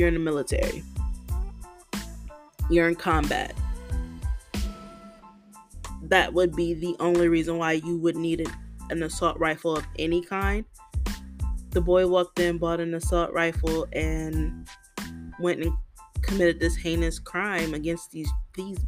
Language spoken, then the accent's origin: English; United States; being an American